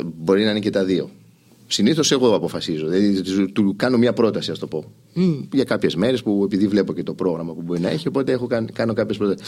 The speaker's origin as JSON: {"language": "Greek", "region": "Île-de-France", "country": "France", "tie": "born or raised there", "also_born_or_lived": "Athens, Greece / Bordeaux, France", "moved": "yes", "lives_now": "Greece", "said": "φύγαμε στο, στη Γαλλία. Μεγάλωσα εκεί"}